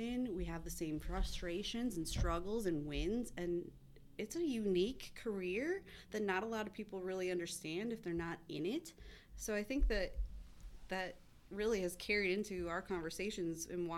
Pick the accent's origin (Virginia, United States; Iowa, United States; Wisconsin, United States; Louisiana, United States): Wisconsin, United States; Merrill; also born or lived in Madison, Wisconsin / Wausau, Wisconsin; I moved back to Wausau 5 years ago from the Madison area, but I grew up in Merrill.